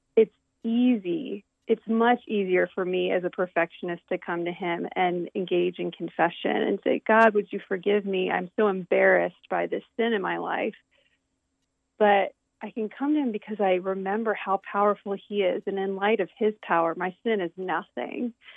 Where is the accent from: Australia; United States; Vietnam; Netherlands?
United States; right outside of Baltimore, Maryland; now in Lancaster, United States; I grew up on the east coast of the United States in, in Maryland.